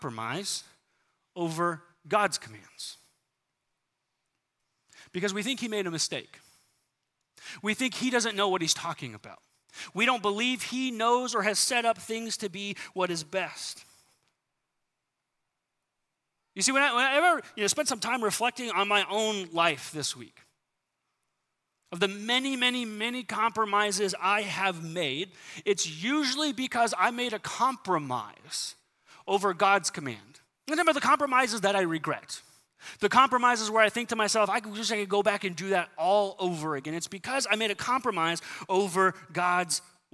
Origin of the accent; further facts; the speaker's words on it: San Diego, California, United States; moved away; I grew up in San Diego